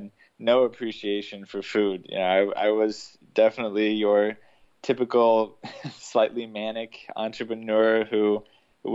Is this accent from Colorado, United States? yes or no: yes; Denver, Colorado, United States; also born or lived in Chicago, Illinois / Atlanta, Georgia; I was born in Chicago, raised in Atlanta, but my teenage years were in Denver, so Colorado is really home